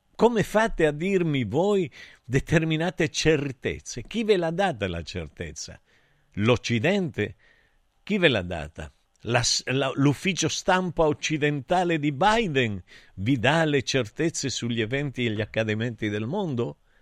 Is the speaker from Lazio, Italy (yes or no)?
no; Santa Cristina d'Aspromonte, Calabria, Italy; Io sono nato a Santa Cristina da Spromonte